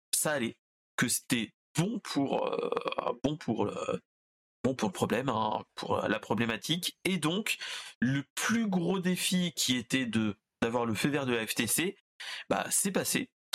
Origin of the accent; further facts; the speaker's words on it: Orléans, Centre-Val de Loire, France; Orléanais de base